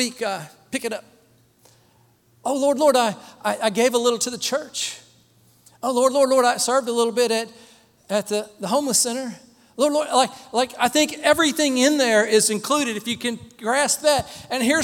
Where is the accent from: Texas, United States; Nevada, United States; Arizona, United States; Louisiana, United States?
Texas, United States; Dallas; I was born in Dallas, Texas